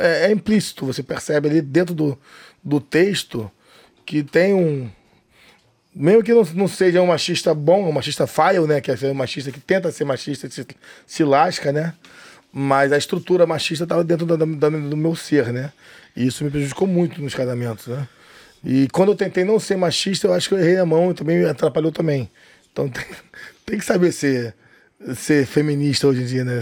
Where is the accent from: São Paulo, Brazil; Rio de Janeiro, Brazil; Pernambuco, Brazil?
Rio de Janeiro, Brazil; E eu não sou cearense, sou carioca, nasci no Rio de Janeiro